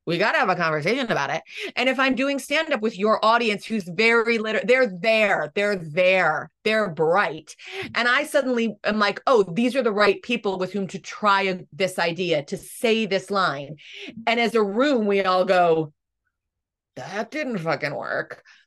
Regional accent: United States

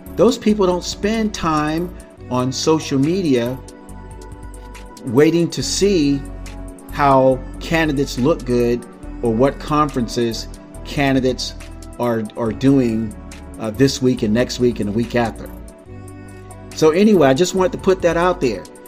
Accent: South Florida, United States; I grew up in South Florida, where fashion was everything

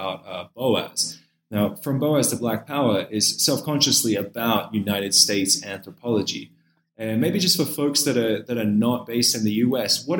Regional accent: Australia; as an Australian

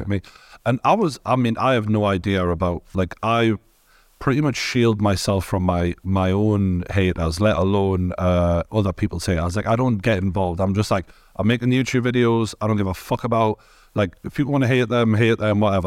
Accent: Newcastle, North East England, United Kingdom; born or raised there; accent: Geordie

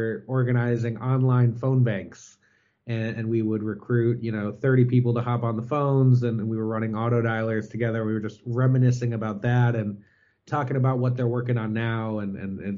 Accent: Cleveland, Ohio, United States; moved away as an adult; I actually moved back to my hometown, Cleveland, Ohio

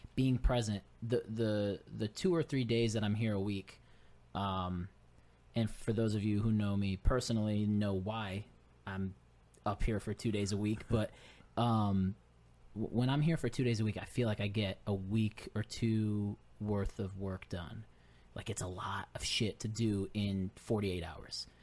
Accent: Naugatuck, Connecticut, United States; now in Groton, United States; I'm from Naugatuck

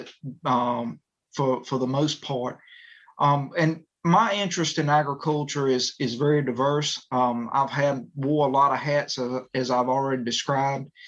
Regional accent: Northeastern North Carolina, United States; I'm from Northeastern North Carolina

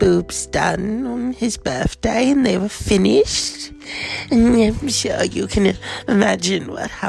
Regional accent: United Kingdom; Oh, my dear, I'm British. Helium is not involved, only tea and crumpets.

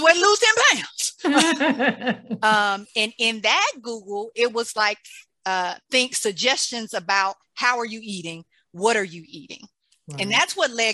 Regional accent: Mississippi, United States; I grew up in Mississippi

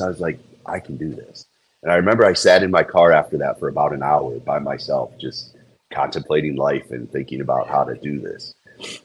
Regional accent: Middlefield, Ohio, United States; I was born and raised in Middlefield, Ohio, which is a little east of Cleveland

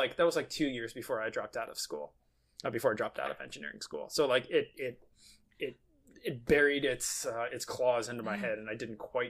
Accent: New Jersey, United States; Yeah, it was Brookdale Community College, which was right in my hometown, and they had an associate's in arts.

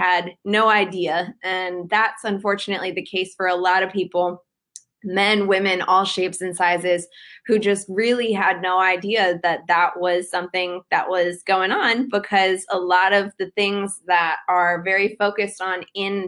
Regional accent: Cleveland, Ohio, United States; moved away as an adult; also born or lived in Miami, Florida; now in Decatur, United States; I was born and raised in Cleveland, Ohio, and went to school in Miami, Florida

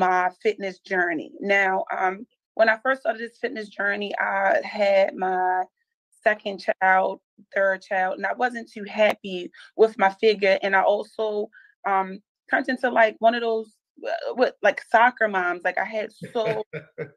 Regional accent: Baltimore, Maryland, United States; I am born and raised in Baltimore.

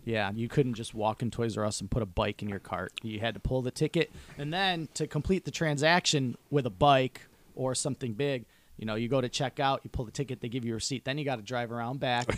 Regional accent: Detroit, Michigan, United States; growing up in Southwest Detroit

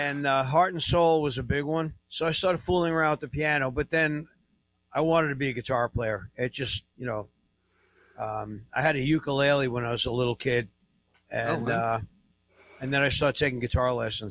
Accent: Massapequa, New York, United States; also born or lived in Bronx, New York; I was born in the Bronx, and then my family moved out to Massapequa in the 50s.

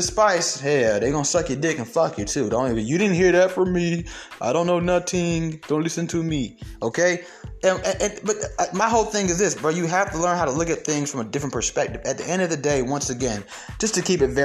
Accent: Atlanta, Georgia, United States; I was raised here in Atlanta, so, like, in Georgia

